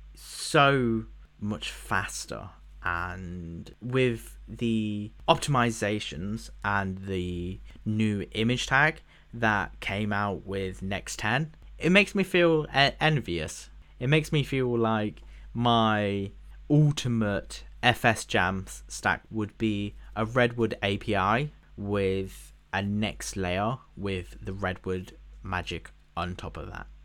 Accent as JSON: {"language": "English", "country": "United Kingdom", "said": "as a British person"}